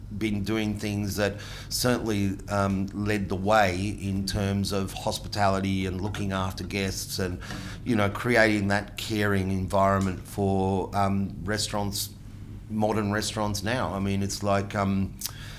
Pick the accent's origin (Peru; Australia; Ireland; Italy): Australia; Melbourne, Victoria; accent: Aussie; first language Italian; English is a second language; I was born here